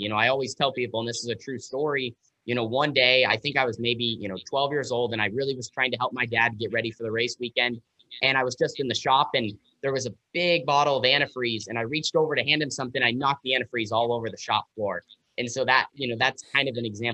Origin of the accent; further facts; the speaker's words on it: Southern Oregon, United States; I'm from Southern Oregon